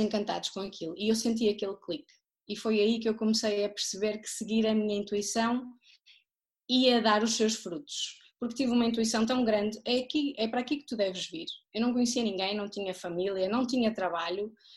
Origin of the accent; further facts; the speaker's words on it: Porto, Norte, Portugal; moved away as an adult; also born or lived in Terceira, Azores; now in Pico, Portugal; sou natural do Porto, mas vivo nos Açores desde 2014.